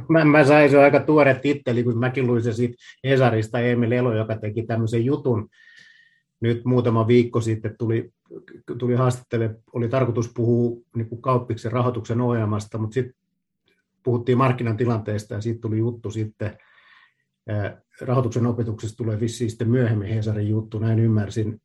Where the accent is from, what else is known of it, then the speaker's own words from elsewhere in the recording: Luvia, Satakunta, Finland; moved away as an adult; also born or lived in Pori / Vaasa; Mä oon kotoisin porja Rauman välistä sellaisesta pienestä paikasta kuin Luvia, käynyt koulut Porissa